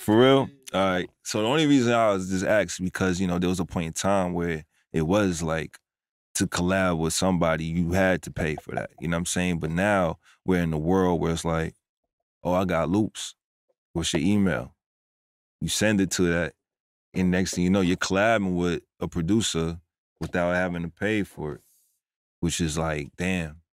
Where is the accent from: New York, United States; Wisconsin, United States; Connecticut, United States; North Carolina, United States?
New York, United States; New York City; moved away as an adult; also born or lived in Roosevelt, Long Island; now in Atlanta, United States; originally from New York. I was born and raised in the Bronx and also in Roosevelt, Long Island